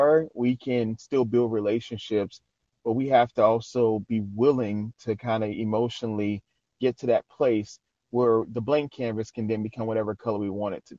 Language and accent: English; New Orleans, Louisiana, United States; moved away as an adult; now in Shreveport, United States; I'm originally from New Orleans, Louisiana